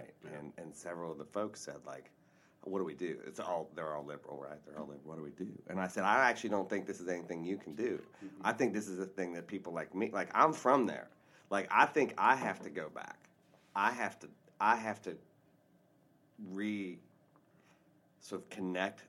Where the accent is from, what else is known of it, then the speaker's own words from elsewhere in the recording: Appalachia, United States; I'm from Appalachia, like, so I, you know, I was in the belly of the beast. I literally grew up in the place that the whole country is now talking about.